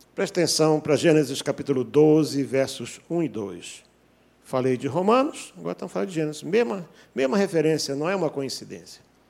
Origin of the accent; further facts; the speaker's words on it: North Region, Brazil; moved away; Eu sou do norte.